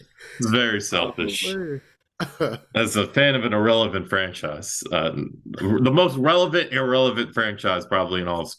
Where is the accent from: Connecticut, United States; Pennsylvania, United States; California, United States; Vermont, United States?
Connecticut, United States; Greenwich; he came to Greenwich, Connecticut for his decision when he signed with the Heat. And that's my hometown.